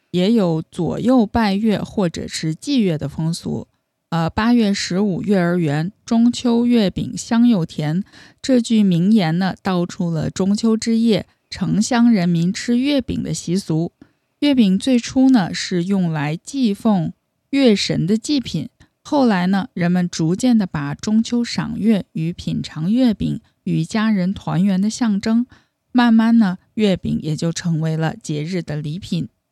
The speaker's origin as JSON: {"language": "Chinese", "region": "northern China", "country": "China", "moved": "yes", "lives_now": "Toronto, Canada", "said": "因为我也是北方人"}